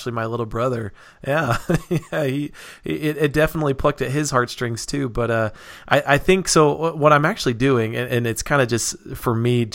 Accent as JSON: {"language": "English", "town": "Reno", "region": "Nevada", "country": "United States", "tie": "born or raised there", "moved": "yes", "lives_now": "Utah, United States", "said": "but I actually grew up in Nevada. I grew up in Reno"}